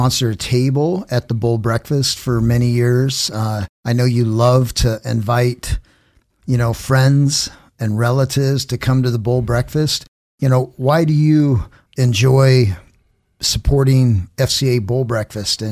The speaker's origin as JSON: {"language": "English", "town": "Star", "region": "Idaho", "country": "United States", "tie": "born or raised there", "also_born_or_lived": "California", "said": "we had a great childhood growing up there next to the Boise River in Star, Idaho"}